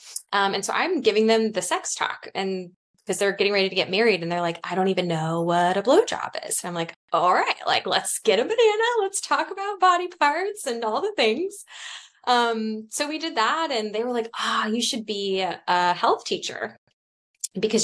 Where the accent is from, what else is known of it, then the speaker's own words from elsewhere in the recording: Cincinnati, Ohio, United States; I grew up here in Cincinnati